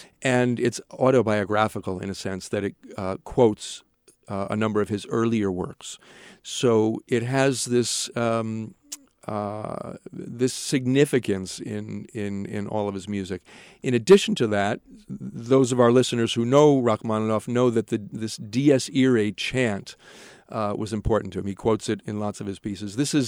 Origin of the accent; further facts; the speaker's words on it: Norwalk, Connecticut, United States; also born or lived in Hamburg, Germany; I grew up outside of New York in Norwalk, Connecticut. I've traveled for education and work to a lot of places. I studied in Germany, in Hamburg, for 3 years.